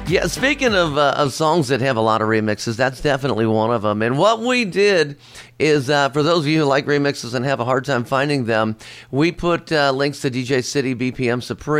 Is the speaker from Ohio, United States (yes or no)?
yes; Cincinnati, Ohio, United States; from Cincinnati, Ohio.